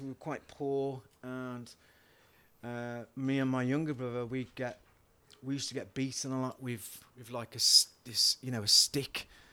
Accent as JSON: {"language": "English", "town": "Wolverhampton", "region": "West Midlands", "country": "United Kingdom", "tie": "born or raised there", "accent": "yam yam", "moved": "as an adult", "lives_now": "Liverpool, United Kingdom", "said": "originally from Wolverhampton in the West Midlands."}